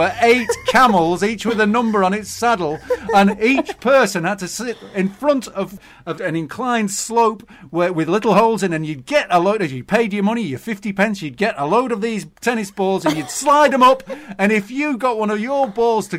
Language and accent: English; Preston, North West England, United Kingdom; I grew up in Preston, which is 15 miles away from Blackpool.